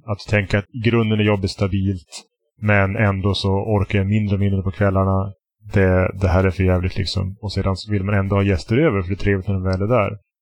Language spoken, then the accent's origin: Swedish; Västerbotten County, Sweden; jag är från Västerbotten